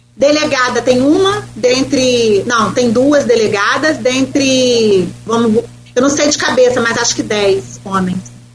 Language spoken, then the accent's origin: Portuguese; Brazil